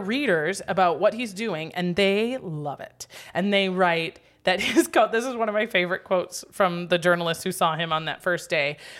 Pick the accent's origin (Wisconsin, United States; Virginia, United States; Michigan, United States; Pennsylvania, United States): Wisconsin, United States; accent: Wisconsin; moved away; I'm from Wisconsin